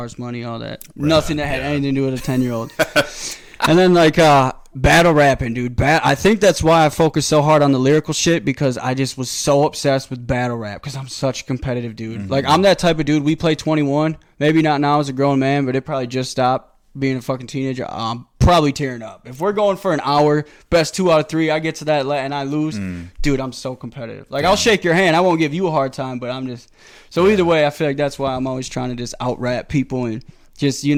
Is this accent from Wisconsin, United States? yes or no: yes; Janesville, Wisconsin, United States; also born or lived in Madison, Wisconsin; I was born and raised in Janesville, and then I moved to Madison, so it's always been 608